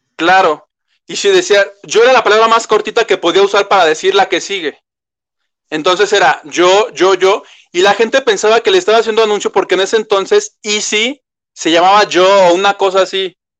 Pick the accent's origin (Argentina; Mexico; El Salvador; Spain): Mexico; como buen mexicano, y le digo que yo soy de esos